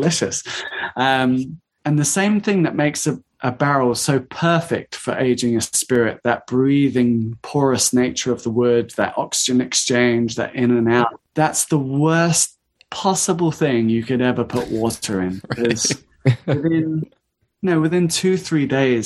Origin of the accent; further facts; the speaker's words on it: United Kingdom; we're British